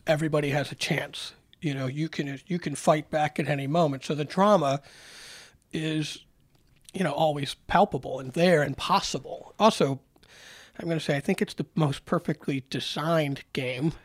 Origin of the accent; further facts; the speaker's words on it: Rochester, New York, United States; I grew up in Rochester when we were the farm system of the Orioles